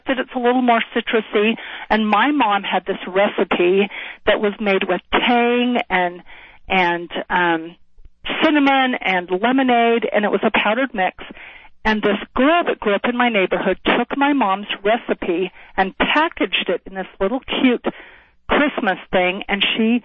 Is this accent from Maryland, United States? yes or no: no; Salt Lake City, Utah, United States; moved away as an adult; also born or lived in Washington, D.C.; I grew up in Salt Lake City, Utah